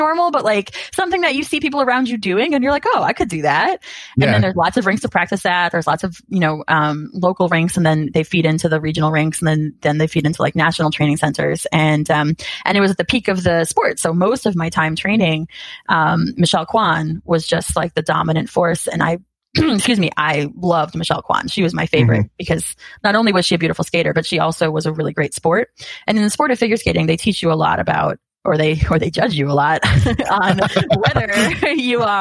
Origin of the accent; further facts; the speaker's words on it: Massachusetts, United States; I grew up in Massachusetts